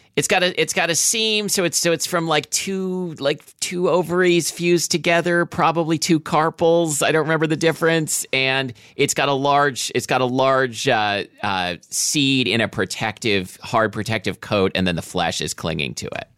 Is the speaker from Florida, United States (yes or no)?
no; Washington, United States; we're from Washington